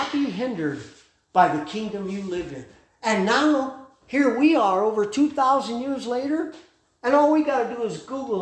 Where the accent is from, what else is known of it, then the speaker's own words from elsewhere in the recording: United States; as an American